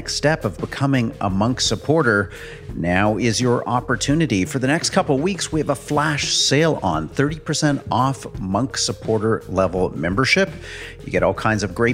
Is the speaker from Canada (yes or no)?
yes; Canada; as a Canadian, as a citizen of a country that grew out of the British Empire to independence